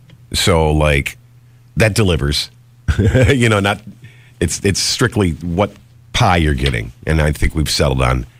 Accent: Geneseo, New York, United States; now in Rochester, United States; I grew up down in Geneseo, and it's a college town.

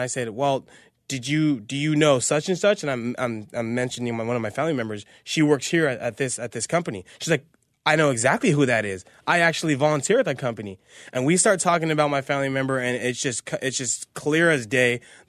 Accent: Azusa, California, United States; And this lady's like, where are you from? I'm like, oh, I grew up in Azusa. I live in Azusa.

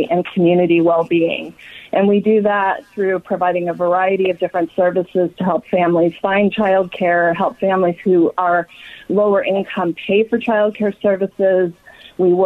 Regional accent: Los Angeles, California, United States; now in Sacramento, United States; I grew up in Los Angeles. And I currently live in Sacramento

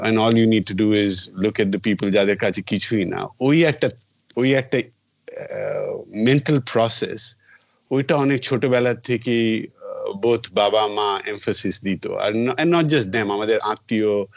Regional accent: Delhi, India; also born or lived in Kolkata, India; আমি বড় হয়েছি দিল্লিতে ইন দ্য আর্লি সেভেন্টিজ আর মানে এইটিজে

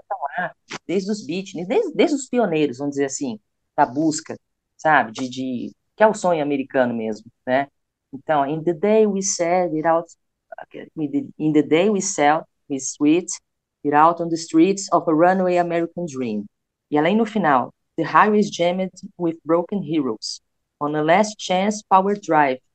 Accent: Brazil; nós somos brasileiros

